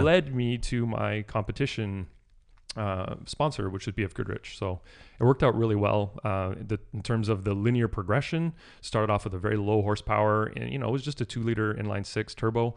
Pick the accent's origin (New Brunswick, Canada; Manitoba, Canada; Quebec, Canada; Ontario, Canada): New Brunswick, Canada; also born or lived in Toronto, Canada; I was born in Toronto, but we moved down east to New Brunswick when I was about eleven or twelve years old